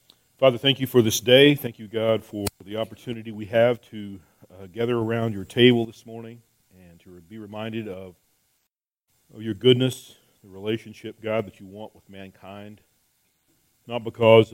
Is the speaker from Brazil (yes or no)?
no; Texas, United States; We're from Texas